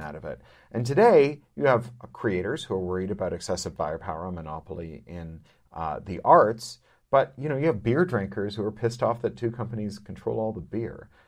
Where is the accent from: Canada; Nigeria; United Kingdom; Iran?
Canada; as a Canadian